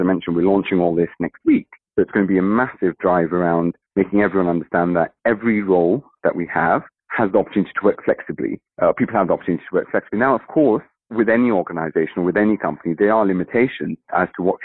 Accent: Kenya; my actual background is East African, so I'm from Kenya

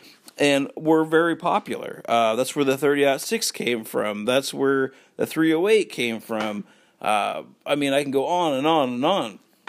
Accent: Washington, United States; But for me growing up in Washington, there's really no squirrels you can hunt.

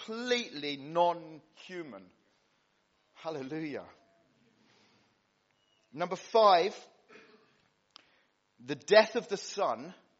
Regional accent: Cyprus; moved away; When I was a kid growing up in Cyprus

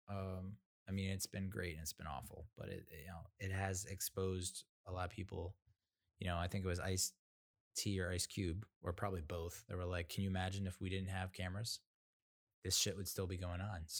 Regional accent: New Jersey, United States; also born or lived in Massachusetts / Rhode Island / North Carolina; you know I I grew up in mostly in New Jersey, you know, Massachusetts, Rhode Island, North Carolina.

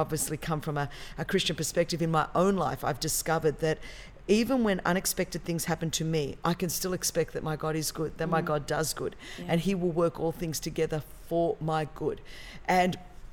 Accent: Sydney, New South Wales, Australia; moved away as an adult; now in Southern California, United States; And so I'm from Australia, Sydney, Australia, born and bred.

